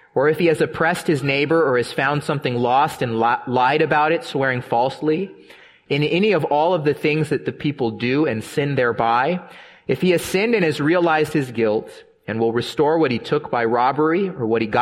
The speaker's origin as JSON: {"language": "English", "town": "San Diego", "region": "California", "country": "United States", "tie": "born or raised there", "said": "growing up in San Diego"}